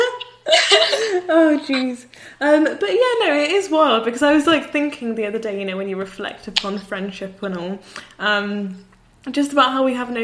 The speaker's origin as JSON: {"language": "English", "town": "Birmingham", "region": "West Midlands", "country": "United Kingdom", "said": "we're from Birmingham"}